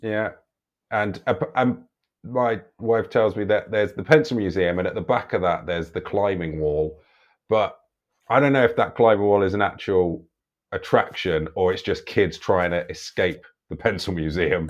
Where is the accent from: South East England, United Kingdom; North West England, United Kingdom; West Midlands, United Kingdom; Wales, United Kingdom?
South East England, United Kingdom; Chipping Norton; also born or lived in West Wickham, London; I was born in West Wickham in London, not West Wycombe, near Reading. Um, and we moved to the countryside, Chipping Norton, when I was like seven or eight